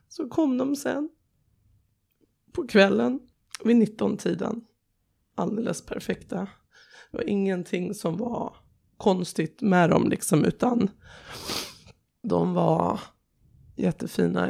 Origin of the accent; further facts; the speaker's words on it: Sweden; also born or lived in Tehran, Iran; jag ville nog vara hemma i Sverige